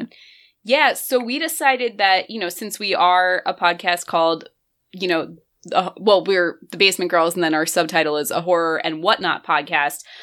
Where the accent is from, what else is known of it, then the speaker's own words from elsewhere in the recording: near North Jersey, New Jersey, United States; I actually grew up like right near North Jersey too